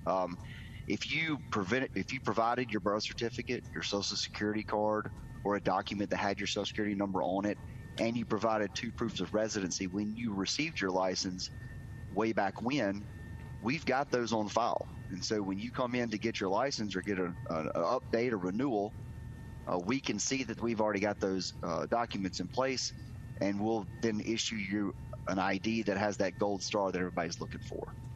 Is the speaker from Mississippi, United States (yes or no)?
yes; Terry, Mississippi, United States; I've grown up in Mississippi, been here my whole life